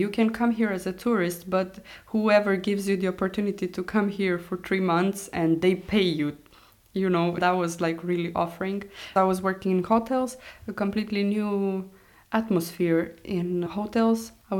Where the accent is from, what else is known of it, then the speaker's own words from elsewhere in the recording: Romania; moved away as an adult; also born or lived in Egypt / Brussels, Belgium; now in Iceland; in my hometown, it's mostly Romanians.